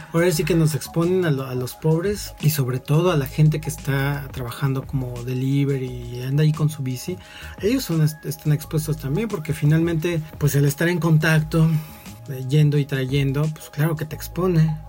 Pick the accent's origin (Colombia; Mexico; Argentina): Mexico; Mexico City; quienes somos de la Ciudad de México